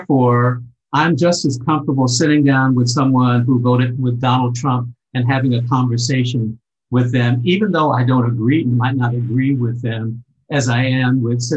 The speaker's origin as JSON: {"language": "English", "town": "Cincinnati", "region": "Ohio", "country": "United States", "tie": "born or raised there", "also_born_or_lived": "Germany", "moved": "as an adult", "said": "where I grew up in Cincinnati, we very early, when I was 3 years old, we moved to a predominantly Jewish neighborhood"}